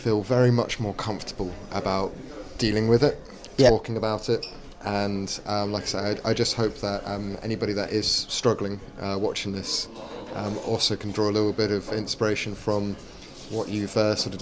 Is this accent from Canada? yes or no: no; Exeter, South West England, United Kingdom; my hometown in Exeter